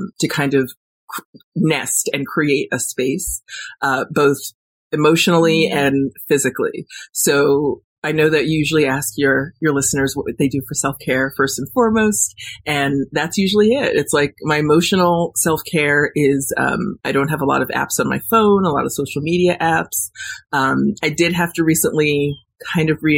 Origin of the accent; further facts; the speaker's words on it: Warwick, New York, United States; moved away as an adult; also born or lived in Los Angeles; I moved back to New York, back to my hometown in Warwick